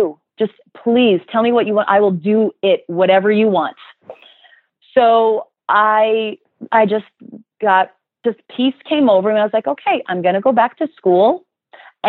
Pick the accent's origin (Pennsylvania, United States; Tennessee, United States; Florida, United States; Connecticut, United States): Florida, United States; South; moved away; also born or lived in New Jersey; And I grew up, we moved down to South Florida. I grew up there.